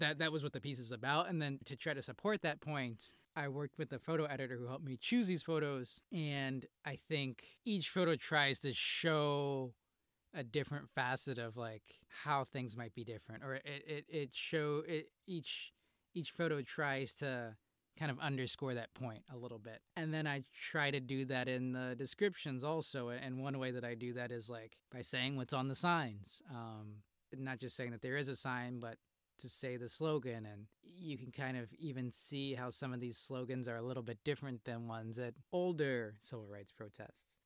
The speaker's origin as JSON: {"language": "English", "town": "Chicago", "region": "Illinois", "country": "United States", "said": "I'm from Chicago"}